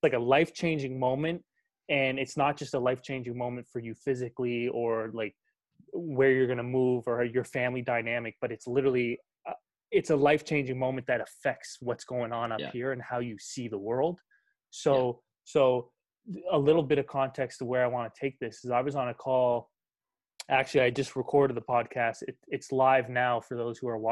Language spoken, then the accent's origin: English; Truro, Nova Scotia, Canada; I'm from Truro. That's the hub, baby.